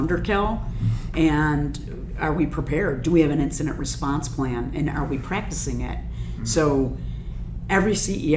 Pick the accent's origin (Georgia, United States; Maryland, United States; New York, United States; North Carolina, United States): New York, United States; Buffalo; So here I am in my hometown of Buffalo.